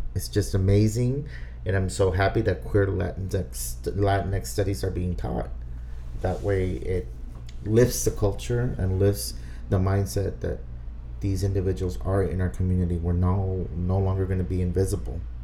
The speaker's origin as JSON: {"language": "English", "town": "Brownsville", "region": "Texas", "country": "United States", "tie": "born or raised there", "moved": "yes", "said": "growing up in Brownsville, Texas"}